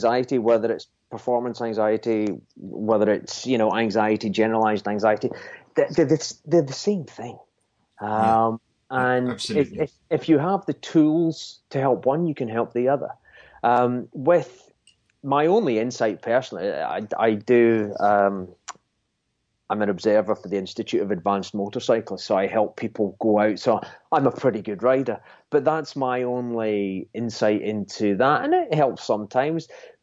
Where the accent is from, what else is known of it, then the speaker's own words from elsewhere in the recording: Scotland, United Kingdom; I'm a Scotsman